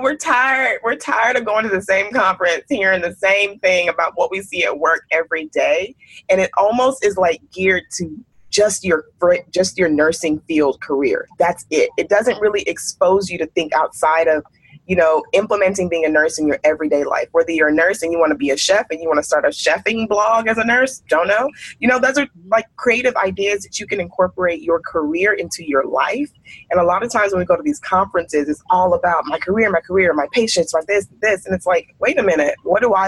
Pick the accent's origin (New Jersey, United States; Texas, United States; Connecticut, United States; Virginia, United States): Texas, United States; I'm from Texas